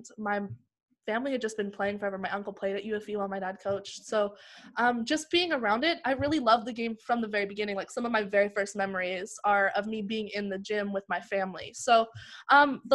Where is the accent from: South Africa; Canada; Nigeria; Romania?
Canada; Vancouver, British Columbia; also born or lived in Prince George, British Columbia / United States / Langley, British Columbia; I was born in Vancouver. I then lived in like the Lower Mainland for a while